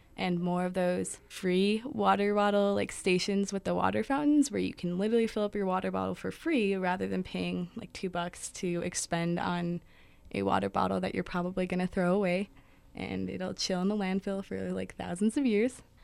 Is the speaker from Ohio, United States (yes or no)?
no; Albuquerque, New Mexico, United States; I'm from Albuquerque, New Mexico.